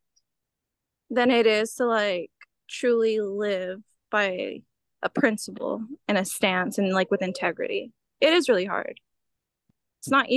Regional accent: Houston, Texas, United States; I'm from Houston

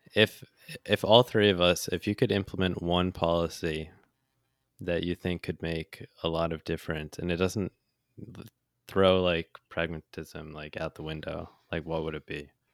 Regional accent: United States; accent: American; I was American

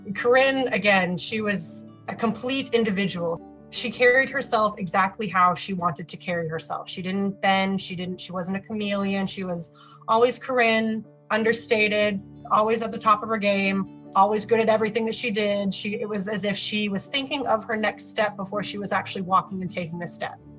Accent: Oklahoma City, Oklahoma, United States; I'm from Oklahoma City, Oklahoma

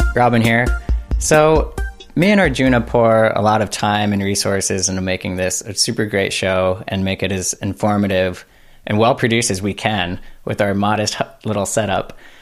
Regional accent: United States; especially being American humans

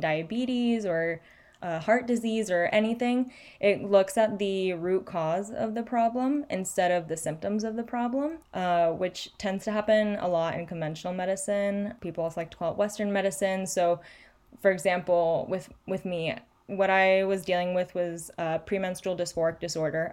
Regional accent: Chile; moved away; I grew up in Chile

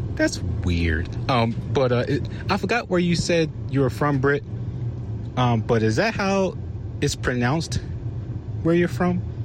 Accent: Maryland, United States; I'm from Maryland, and we pronounce water as water.

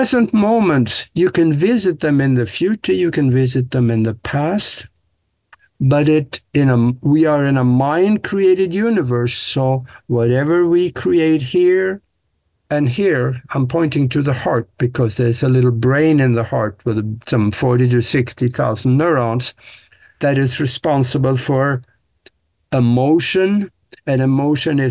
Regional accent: Norway; moved away as an adult; now in United States; Growing up in Norway on the farm, I was supposed to be a farmer

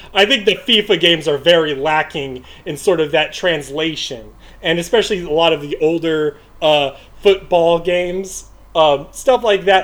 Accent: United States; i am an American

